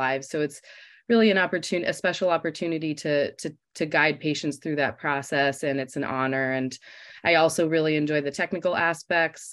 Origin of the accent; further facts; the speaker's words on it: Los Angeles, California, United States; moved away as an adult; now in Michigan, United States; I'm from Los Angeles, California